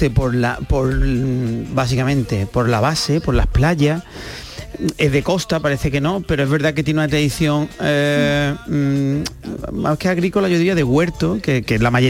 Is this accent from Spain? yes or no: yes; Andalusia, Spain; yo soy friki andaluz.